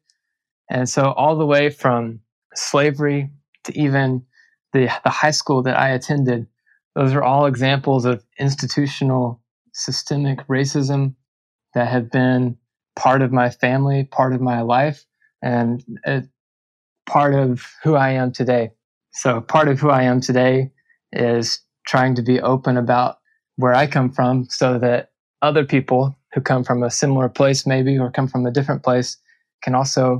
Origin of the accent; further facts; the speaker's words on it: Little Rock, Arkansas, United States; I grew up in Arkansas. I grew up in Little Rock